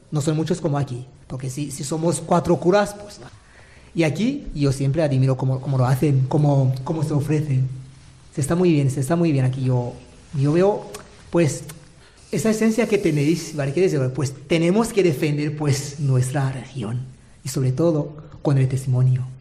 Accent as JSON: {"language": "Spanish", "town": "Manises", "region": "Valencian Community", "country": "Spain", "tie": "born or raised there", "said": "que van, a, que van a, tener, a tener el nombre de un beato de mi, de mi de Manises ahora."}